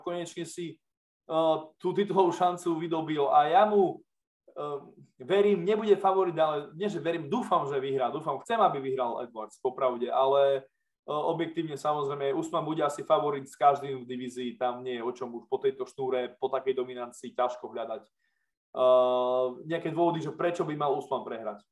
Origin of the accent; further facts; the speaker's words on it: eastern Slovakia, Slovakia; cítime to aj my na tom východnom Slovensku